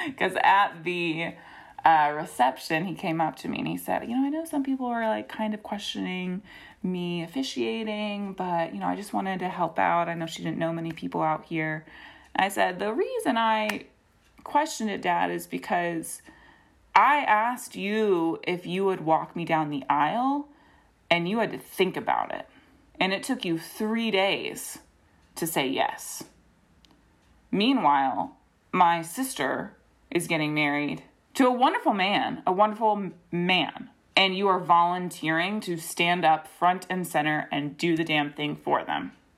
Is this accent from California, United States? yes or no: no; Greensboro, North Carolina, United States; moved away; I grew up in Greensboro and then moved back for grad school